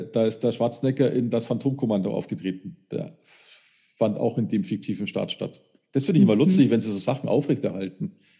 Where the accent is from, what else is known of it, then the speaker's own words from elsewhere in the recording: Munich, Bavaria, Germany; bei uns in München